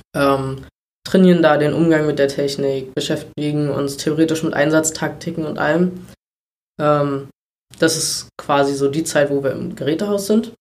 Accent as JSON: {"language": "German", "town": "Treuenbrietzen", "region": "Brandenburg", "country": "Germany", "tie": "born or raised there", "also_born_or_lived": "Berlin-Spandau (birthplace)", "said": "wohne aber schon immer, also zuerst bei meinen Eltern in Riedsbucht, mhm. was ein Ortsteil von Trömritzen ist"}